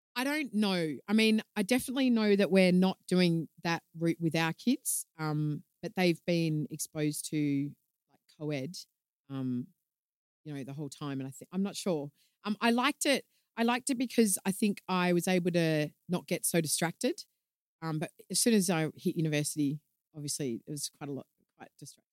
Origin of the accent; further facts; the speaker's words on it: Melbourne, Victoria, Australia; moved away; I'm from Melbourne originally